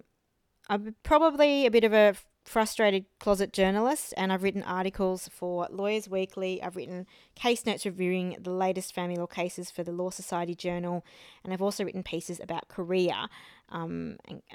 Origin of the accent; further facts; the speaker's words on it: Australia; also born or lived in Taiwan / France; I was born in Taiwan, but I have lived in Australia most of my life, apart from a little stint in France for a few years when I was younger.